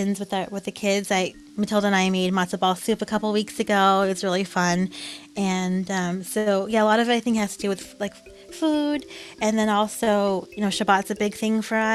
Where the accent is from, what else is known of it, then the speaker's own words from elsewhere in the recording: Santa Barbara, California, United States; I'm from Santa Barbara